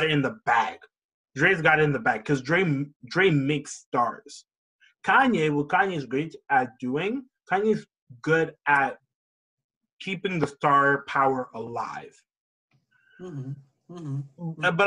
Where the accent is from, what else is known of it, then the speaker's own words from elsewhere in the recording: Toronto, Ontario, Canada; also born or lived in Oshawa, Ontario; I'm from Toronto